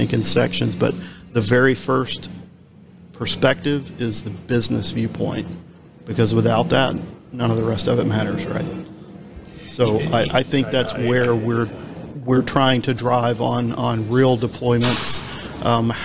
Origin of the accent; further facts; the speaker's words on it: Nashville, Tennessee, United States; I'm from Nashville, so we're the, you know, Music City USA